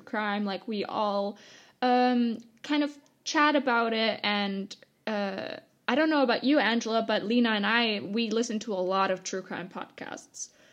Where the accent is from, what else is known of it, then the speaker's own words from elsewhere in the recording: Germany; also born or lived in Canada; I returned to Germany because uh, I am 100% German. Both my parents were German